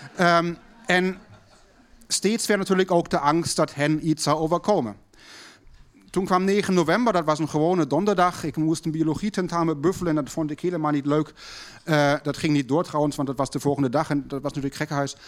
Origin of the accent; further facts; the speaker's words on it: Berlin, Germany; thuis bij ons in West-Berlijn